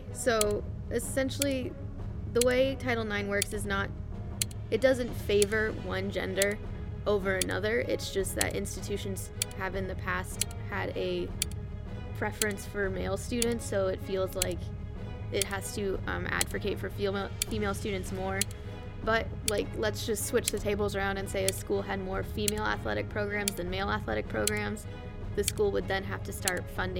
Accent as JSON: {"language": "English", "town": "Greenwood Village", "region": "Colorado", "country": "United States", "said": "So I'm from, like, I guess you can consider it a suburb, but it's technically a little, like, it's right on the border between, like a township called Greenwood Village and a place called Inglewood."}